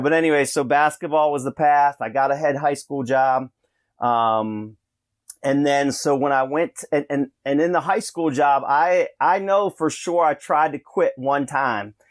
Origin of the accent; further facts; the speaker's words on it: Rochester, New York, United States; moved away; I'm from Russian Ryata, uh, in Rochester there